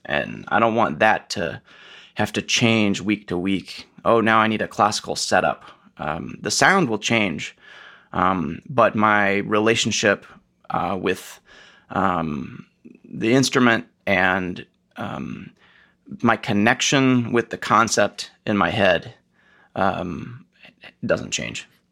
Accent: Atlanta, Georgia, United States; moved away as an adult; also born or lived in Minnesota / Houston / Oregon / San Francisco; now in Pittsburgh, United States; I'm from Atlanta

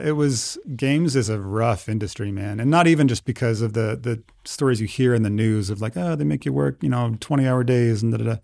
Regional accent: Idaho Falls, Idaho, United States; I grew up in Idaho Falls

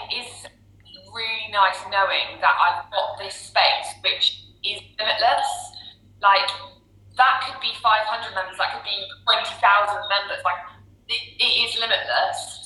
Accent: Cornwall, South West England, United Kingdom; I'm from Cornwall, over the countryside

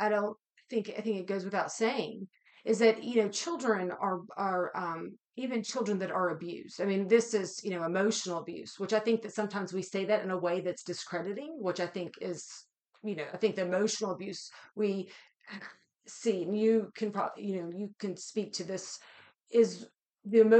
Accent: West Virginia, United States; I'm from West Virginia

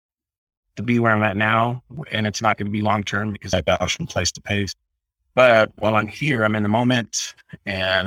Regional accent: Southern California, United States; moved away as an adult; I grew up in Southern California

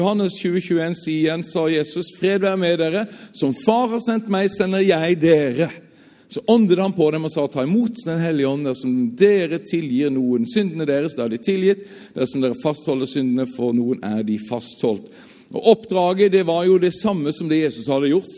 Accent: Southern Norway, Norway; Jeg er sørlending.

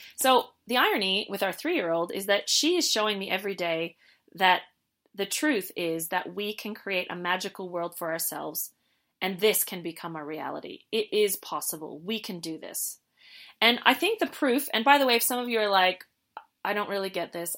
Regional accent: Canada; we're from Canada

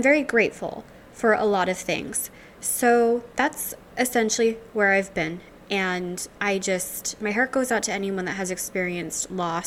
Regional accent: Louisiana, United States; now in Seattle, United States; I'm originally from Louisiana

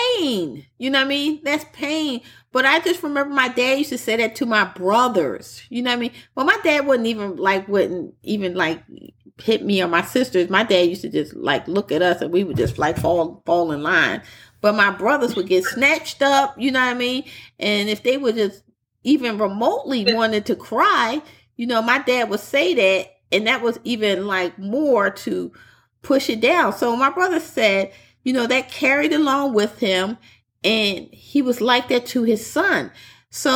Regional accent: Philadelphia, Pennsylvania, United States; I'm from Philly, the typical growing up in the North

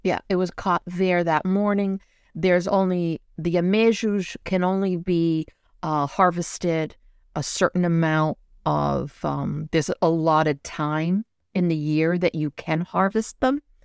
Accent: São Miguel, Azores, Portugal; I come from San Miguel. It's the island, the green island

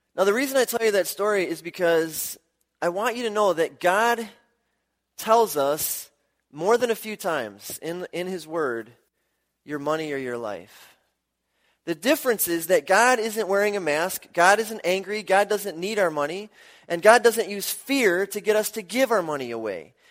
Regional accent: Milwaukee, Wisconsin, United States; I grew up in Milwaukee

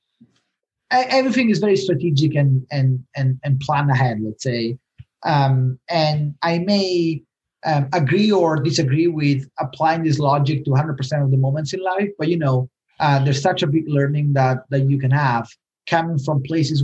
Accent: Rome, Lazio, Italy; moved away; I'm from Rome

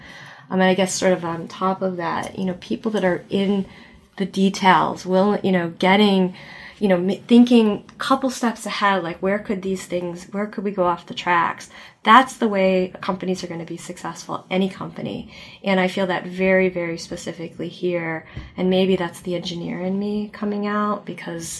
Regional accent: Midwest, United States; now in Connecticut, United States; I grew up in the Midwest

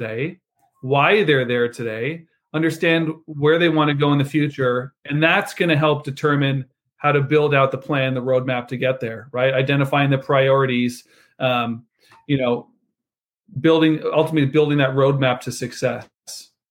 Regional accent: Canada; moved away as an adult; now in United States; as a Canadian expat, I've only been in the US for 5 years

